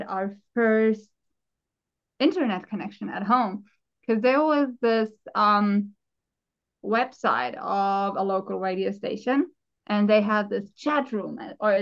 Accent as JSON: {"language": "English", "region": "Southern Germany", "country": "Germany", "moved": "yes", "lives_now": "Finland", "said": "I'm from South Germany."}